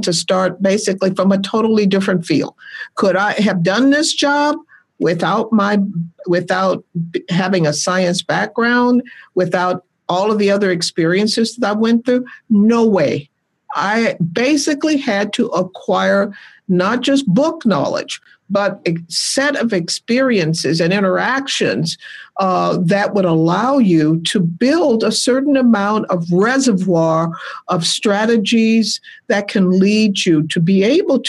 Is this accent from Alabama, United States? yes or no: yes; Birmingham, Alabama, United States; moved away as an adult; also born or lived in Seattle, Washington; I was born and raised in Birmingham, Alabama